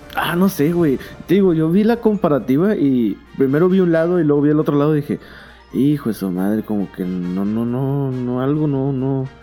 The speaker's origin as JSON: {"language": "Spanish", "country": "Mexico", "said": "soy mexicano y no soy malinchista"}